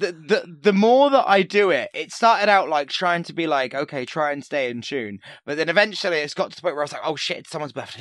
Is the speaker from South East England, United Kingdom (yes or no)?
yes; Portsmouth, South East England, United Kingdom; where I grew up in Portsmouth